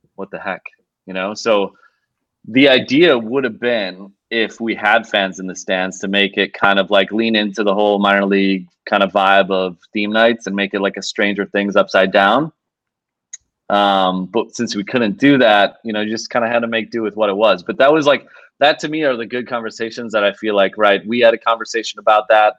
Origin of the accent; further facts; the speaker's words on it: Milwaukee, Wisconsin, United States; moved away; my hometown Milwaukee Brewers